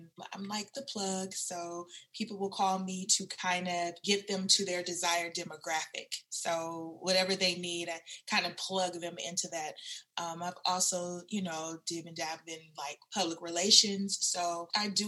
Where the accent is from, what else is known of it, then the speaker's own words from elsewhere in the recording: Seattle, Washington, United States; moved away as an adult; now in Houston, United States; I'm originally from Seattle, Washington, but I am in Houston, Texas